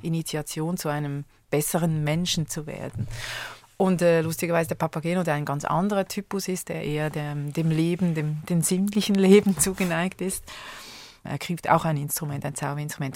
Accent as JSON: {"language": "German", "country": "Switzerland", "tie": "born or raised there", "said": "in meiner Kindheit gab es in Schweiz"}